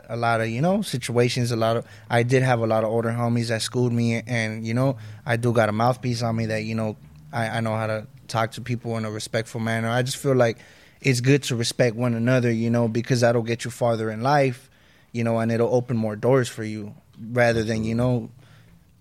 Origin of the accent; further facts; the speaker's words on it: Lennox, California, United States; growing up in Lenox